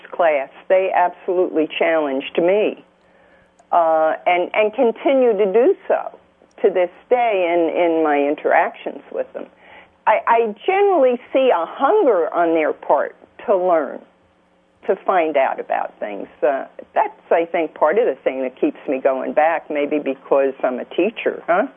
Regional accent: New Jersey, United States; moved away as an adult; now in Louisiana, United States; I'm a Yankee from New Jersey originally.

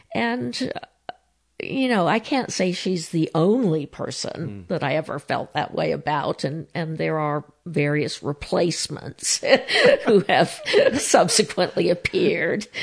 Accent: San Diego, California, United States; though my parents were both British, uh, I was born in San Diego

